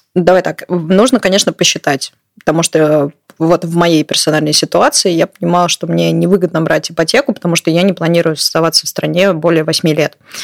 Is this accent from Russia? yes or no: yes; Moscow, Russia; moved away as an adult; now in Utrecht, Netherlands; я как человек из Москвы